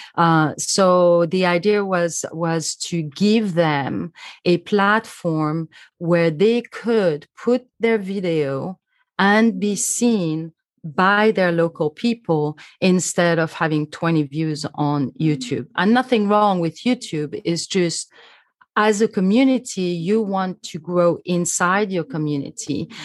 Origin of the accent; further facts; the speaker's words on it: Switzerland; I'm from Switzerland